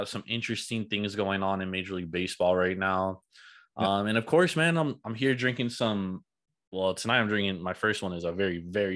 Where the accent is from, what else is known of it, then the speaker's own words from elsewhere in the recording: Bay Area, California, United States; I grew up in the Bay Area